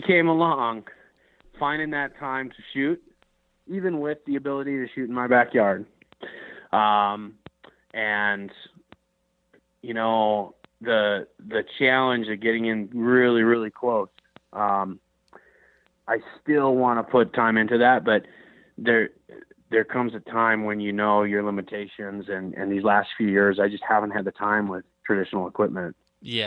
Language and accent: English; Minnesota, United States; I grew up in the Midwest in uh, in Minnesota, and you know, grew up grouse hunting, duck hunting